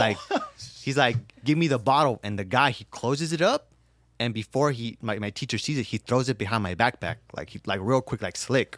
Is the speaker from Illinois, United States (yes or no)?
no; Los Angeles, California, United States; I was born in South Central